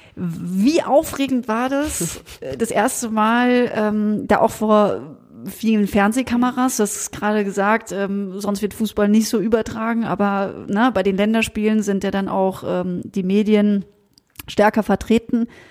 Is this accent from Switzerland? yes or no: no; countryside near Freiburg, Baden-Württemberg, Germany; weil ich auf dem Land groß geworden bin. Mein nächster Verein war der SC Freiburg. Ja, ja. 40 Minuten entfernt von meinem Heimatort